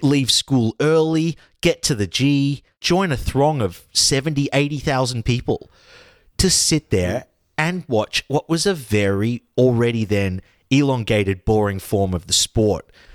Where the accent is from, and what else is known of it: Australia